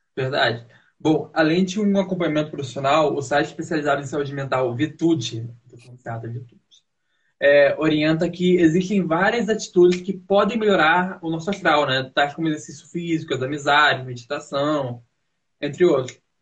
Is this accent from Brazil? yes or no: yes; Rio de Janeiro, Brazil; now in São Paulo, Brazil; eu sou do Rio de Janeiro